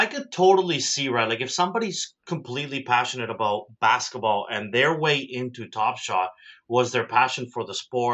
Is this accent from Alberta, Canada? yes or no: no; Toronto, Ontario, Canada; also born or lived in South America; I am proudly from Toronto